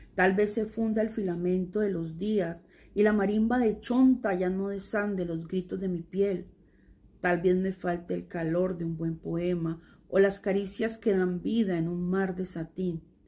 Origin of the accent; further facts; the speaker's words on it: Buenaventura, Valle del Cauca, Colombia; now in Cali, Colombia; en Buenaventura, donde yo nací